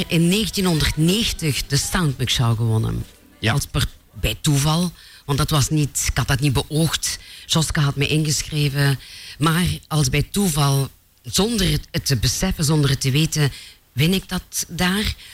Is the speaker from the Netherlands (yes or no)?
no; Mopertingen, Flanders, Belgium; mopetingen is heel nederig, een klein dorpje, eh, twaalfhonderd inwoners. Maar ik ben daar geboren